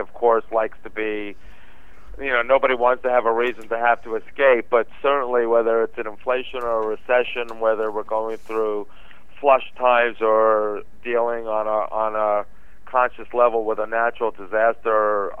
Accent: New York, United States; moved away as an adult; now in Los Angeles, United States; as a kid and growing up in New York

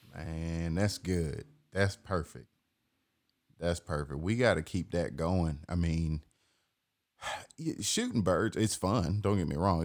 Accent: Atlanta, Georgia, United States; I'm born and raised in Atlanta

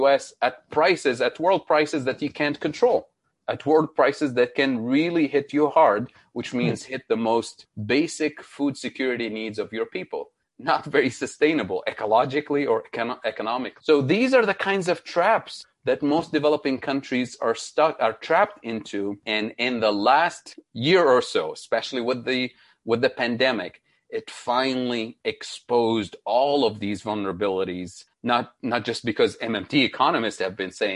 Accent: Tunisia; also born or lived in Middle East; now in United States; my home country, Tunisia in North Africa

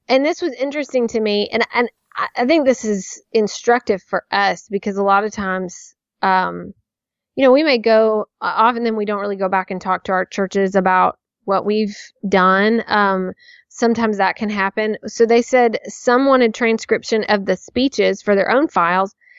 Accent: Nashville, Tennessee, United States; someone I knew from childhood growing up, you know, just growing up in Nashville

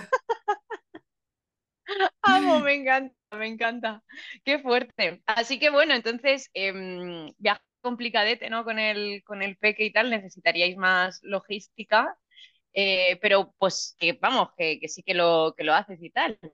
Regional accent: Region of Murcia, Spain; also born or lived in France; soy de Murcia

